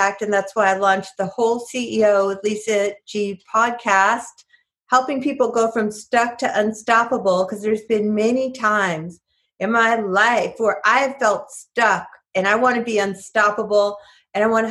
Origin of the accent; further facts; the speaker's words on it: New York, United States; moved away; I'm from New York originally